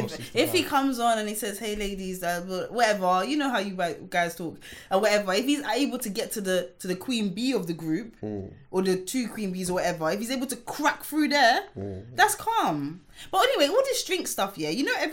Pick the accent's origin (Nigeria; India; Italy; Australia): Nigeria; now in United Kingdom; I'm Nigerian, innit? So it's very likely that even if I marry someone who's not Nigerian, it's very likely that I'm going to have two weddings.